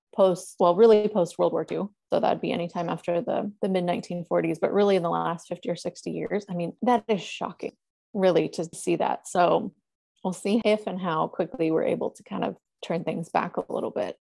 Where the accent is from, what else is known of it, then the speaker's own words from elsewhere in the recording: Northern California, United States; also born or lived in Los Angeles; having been born and raised in California